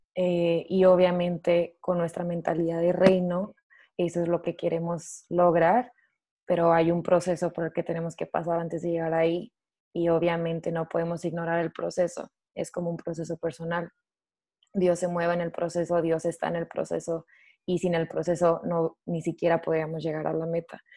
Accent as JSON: {"language": "Spanish", "region": "Chihuahua / Juárez", "country": "Mexico", "also_born_or_lived": "United States", "moved": "as an adult", "lives_now": "Sydney, Australia", "said": "soy mexicana, obviamente, eh, originalmente soy de Chihuahua o de Juárez"}